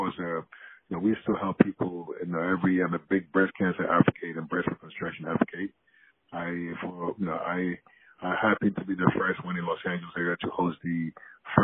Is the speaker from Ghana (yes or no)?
yes; Ghana; moved away as an adult; now in United States; growing up in Ghana